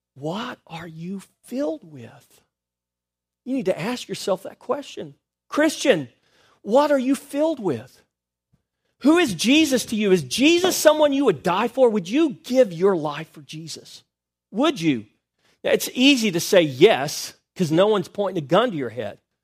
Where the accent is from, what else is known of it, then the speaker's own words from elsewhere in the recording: United States; I was born in America